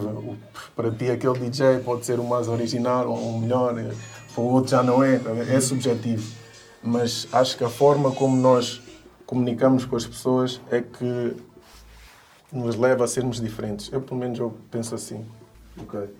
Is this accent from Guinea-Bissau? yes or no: yes; Guinea-Bissau; now in Portugal; eu não sou só guinense, não, tipo, eu digo, eu sou, eu sou de Portugal, apesar de ser guinense, mas sou de Portugal porque Portugal é Guiné-Bissau, é Angola, é Cabo Verde